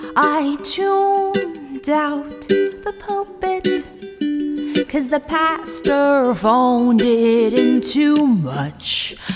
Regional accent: Philippines; I'm I'm from the Philippines

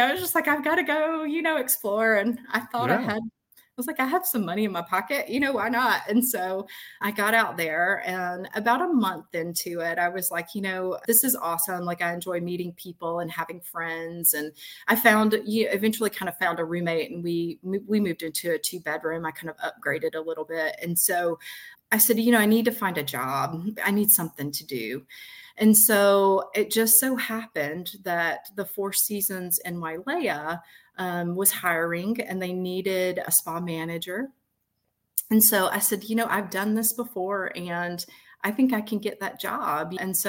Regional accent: the South, United States; as a young woman who was kind of born and raised in the South

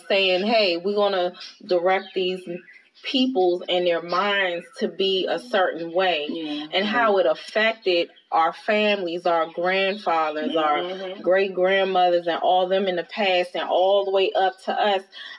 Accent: United States; the way we think as Americans, as black American women, you know, we don't have our own language, you know, our own culture in this country

